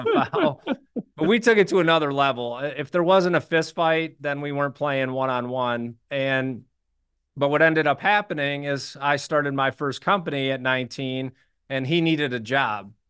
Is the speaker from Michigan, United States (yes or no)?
yes; Birmingham, Michigan, United States; I grew up in Birmingham, Michigan, which is a suburb of Detroit